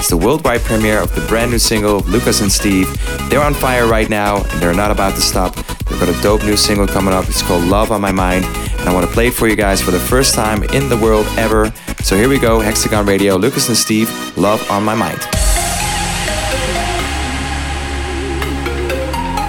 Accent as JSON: {"language": "English", "town": "Amsterdam", "region": "North Holland", "country": "Netherlands", "tie": "born or raised there", "said": "my hometown Amsterdam"}